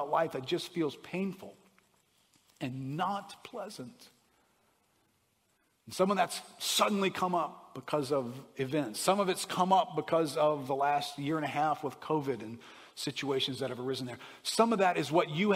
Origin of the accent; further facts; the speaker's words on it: United States; I'm an American